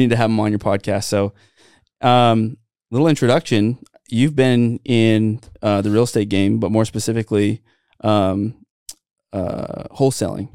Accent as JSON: {"language": "English", "town": "Santa Clara", "region": "Utah", "country": "United States", "tie": "born or raised there", "said": "a guy that I grew up with in Santa Clara"}